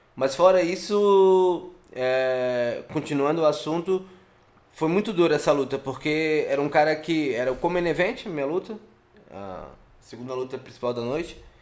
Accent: Florianópolis, Santa Catarina, Brazil; Querendo ou não, eu sou manezinho

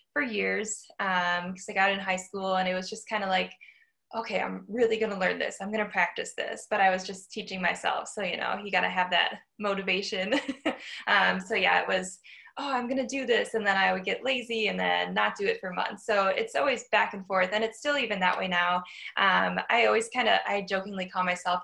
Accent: Waukesha, Wisconsin, United States; I've always lived in Waukesha, and I'll be here for a little while at least.

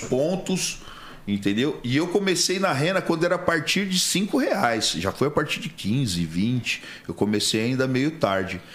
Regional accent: Rio Claro, São Paulo, Brazil; also born or lived in Praia Grande; Rio Claro, interior de São Paulo, né? É, perto de Piracicaba, Campinas, é que a região. Fui criado é, na parte de, de sítio ali. E até meus 12 anos eu, eu fui criado ali em Rio Claro. Depois eu vim para Praia Grande

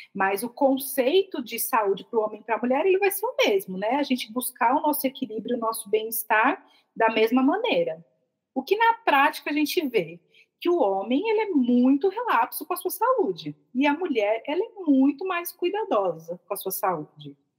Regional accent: São Paulo, Brazil; moved away; eu sou de São Paulo

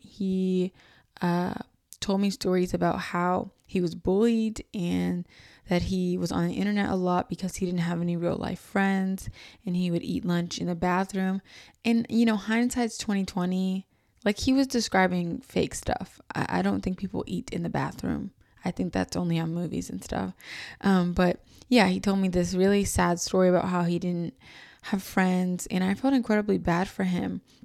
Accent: New York City, New York, United States; I was from New York City

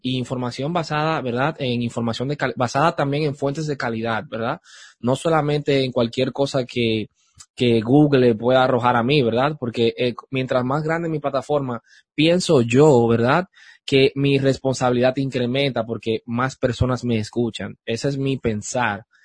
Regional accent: Dominican Republic; en Santo Domingo, en mi país, en República Dominicana

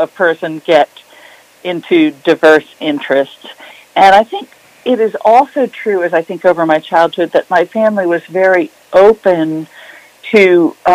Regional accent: Brunswick, Maine, United States; moved away as an adult; also born or lived in Boston; I was born in Brunswick, and because my dad was Navy, we moved away for a while. And then we came back when he was getting close to retirement. And so I finished elementary school, junior high, and high school in Brunswick

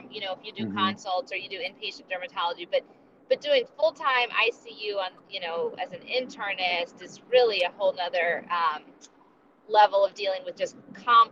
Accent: Akron, Ohio, United States; also born or lived in Boston; I myself was born in Boston. I grew up for most of my life in Akron, Ohio

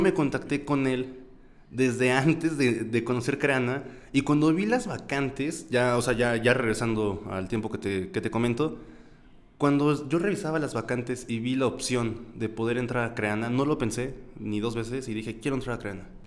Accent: Mexico City, Mexico; accent: cantado; chilango somos los que vivimos en Ciudad de México

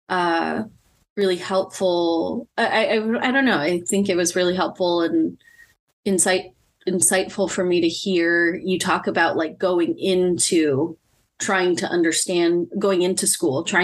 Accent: Philippines; And that for me as a Filipino woman, a big part of me being healthy is my family.

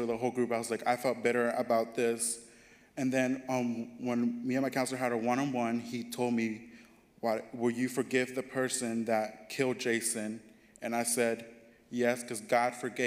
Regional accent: Mexico; now in United States; my home country, Mexico

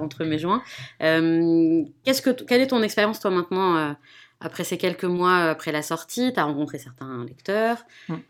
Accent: France; en tant que Français euh, d'origine française d'origine marocaine

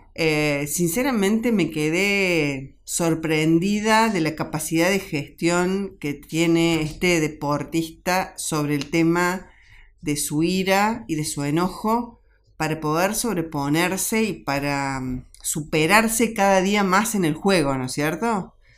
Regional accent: Argentina; yo hoy como, como mamá, como argentina

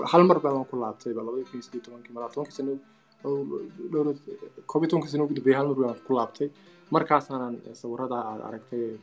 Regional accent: Berbera, Somalia; moved away as an adult; also born or lived in China; waxaan ku dhashay magaalada berbera

